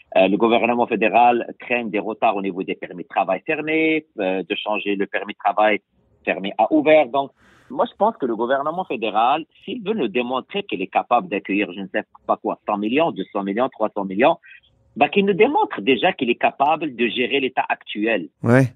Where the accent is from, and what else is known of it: Quebec, Canada